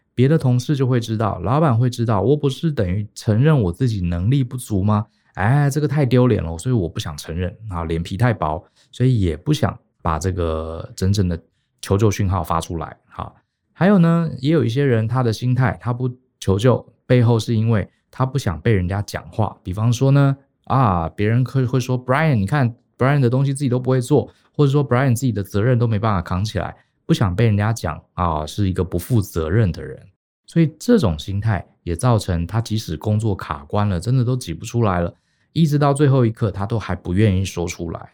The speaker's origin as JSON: {"language": "Chinese", "country": "Taiwan", "said": "我们台湾人跟日本人这点很像啊，就是我们从小受一个教育，就是不要麻烦别人"}